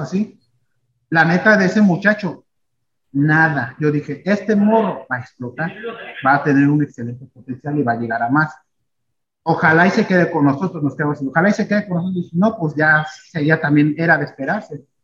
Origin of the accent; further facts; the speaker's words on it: Mexico; los mexicanos también armamos